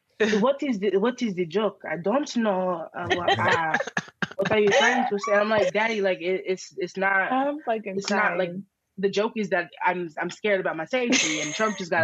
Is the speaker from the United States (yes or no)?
yes; Alabama, United States; now in New York, United States; I'm from Alabama